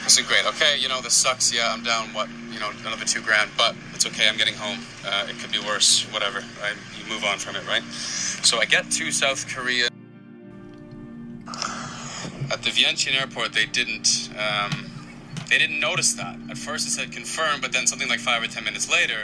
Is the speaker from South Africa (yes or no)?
no; Canada; also born or lived in Australia; I'm a Canadian citizen